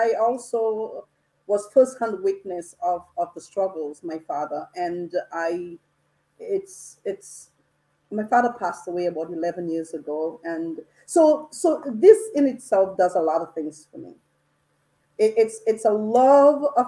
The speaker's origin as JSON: {"language": "English", "country": "Dominica", "tie": "born or raised there", "said": "I grew up in Dominica"}